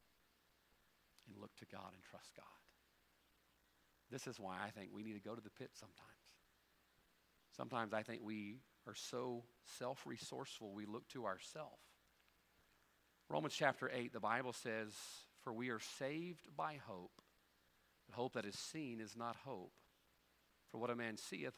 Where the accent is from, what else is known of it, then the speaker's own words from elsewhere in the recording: United States; as an American